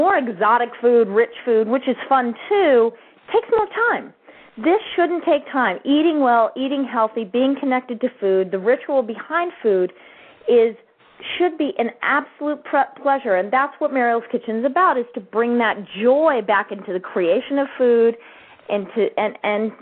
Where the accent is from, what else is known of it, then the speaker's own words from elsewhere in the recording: Ketchum, Idaho, United States; I grew up in Ketchum, Idaho